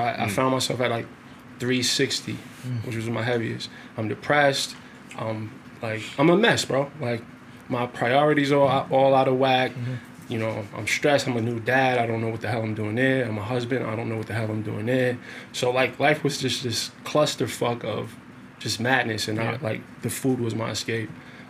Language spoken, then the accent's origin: English; New York City, New York, United States; moved away as an adult; I'm from Brownsville, Brooklyn.